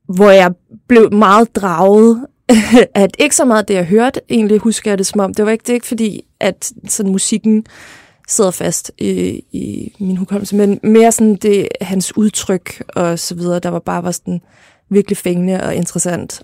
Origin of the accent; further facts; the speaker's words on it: Lolland, Zealand, Denmark; jeg voksede op på Lolland